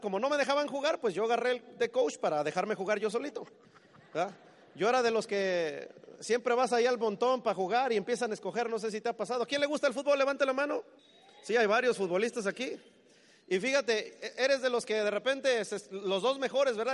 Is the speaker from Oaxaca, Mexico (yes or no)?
no; Mexico City, Mexico; moved away as an adult; now in United States; Yo soy del Distrito Federal en México